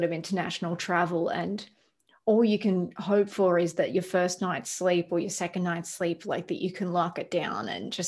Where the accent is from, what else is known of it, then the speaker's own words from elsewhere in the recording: Melbourne, Victoria, Australia; moved away as an adult; also born or lived in Los Angeles, United States; now in Nashville, United States; I'm from Australia